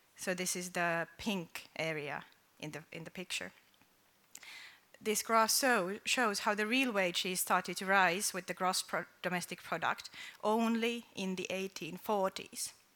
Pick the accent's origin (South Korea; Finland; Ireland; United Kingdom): Finland; I come from Finland